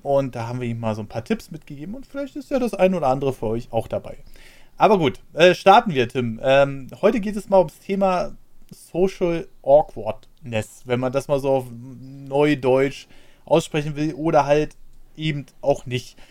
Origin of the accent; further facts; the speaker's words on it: Berlin, Germany; Ich bin ja in Berlin aufgewachsen